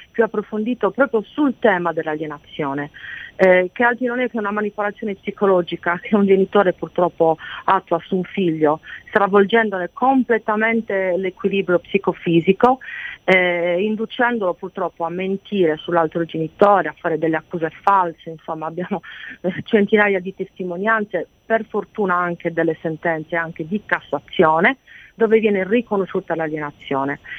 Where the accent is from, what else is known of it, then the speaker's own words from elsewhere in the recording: Sardinia, Italy; io sono sarda